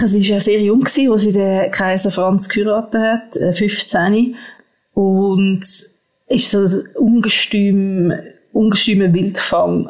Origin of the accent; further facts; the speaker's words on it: Switzerland; bei uns in der Schweiz